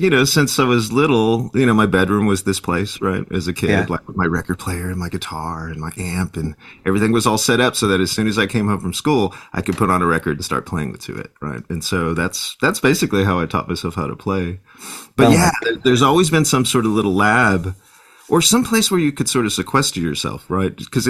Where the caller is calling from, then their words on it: San Antonio, Texas, United States; I'm logging in from my home in San Antonio, Texas.